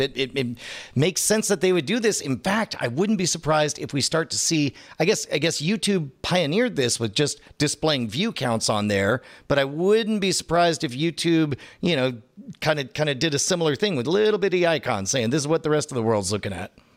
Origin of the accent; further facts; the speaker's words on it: Katy, Texas, United States; Katy, Texas. Fun fact, that's my hometown. I went to Katy High School